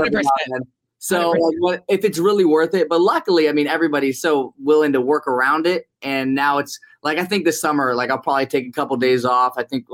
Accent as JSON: {"language": "English", "town": "Vero Beach", "region": "Florida", "country": "United States", "tie": "born or raised there", "moved": "yes", "said": "My hometown, Vero."}